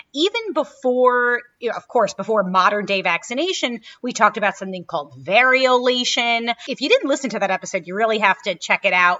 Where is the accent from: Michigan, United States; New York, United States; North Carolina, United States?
New York, United States; New York City; when I was a kid growing up in Brooklyn